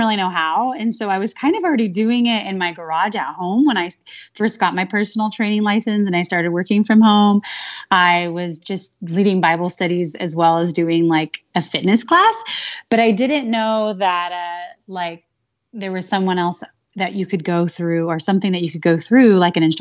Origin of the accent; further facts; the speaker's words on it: California, United States; now in Phoenix, United States; I live in Phoenix, Arizona, but I'm originally from California